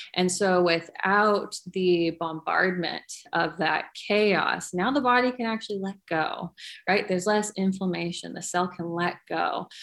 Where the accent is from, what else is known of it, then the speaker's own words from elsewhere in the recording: California, United States; I grew up in California